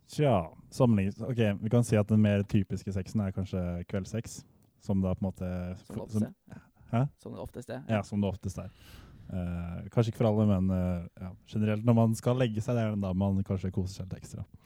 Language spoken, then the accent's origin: Norwegian; Southern Norway, Norway; vi er jo søringer